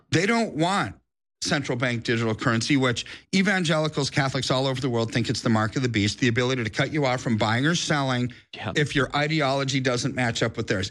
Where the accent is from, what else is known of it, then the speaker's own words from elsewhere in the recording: United States; I'm an American